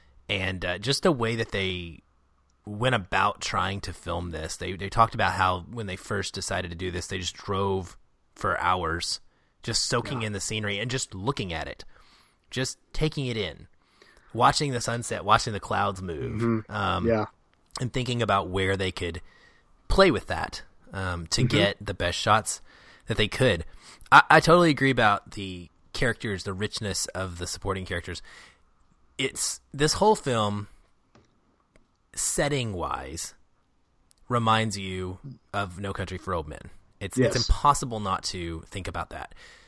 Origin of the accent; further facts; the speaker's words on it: Arkansas, United States; now in Seattle, United States; I know these people from my life growing up in Arkansas, southern Arkansas, even like that's exactly how things work. Now I live in Seattle now